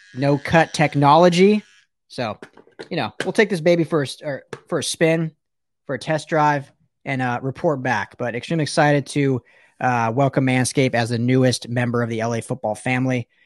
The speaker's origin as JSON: {"language": "English", "region": "Colorado", "country": "United States", "said": "I'm from Colorado originally"}